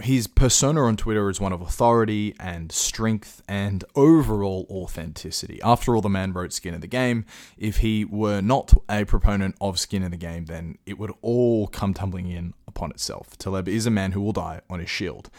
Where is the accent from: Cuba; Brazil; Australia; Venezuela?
Australia; I'm an Australian